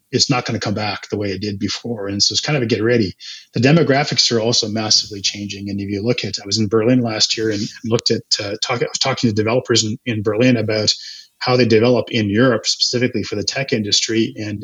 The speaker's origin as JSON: {"language": "English", "town": "Calgary", "region": "Alberta", "country": "Canada", "tie": "born or raised there", "also_born_or_lived": "Edmonton", "said": "I grew up in Calgary"}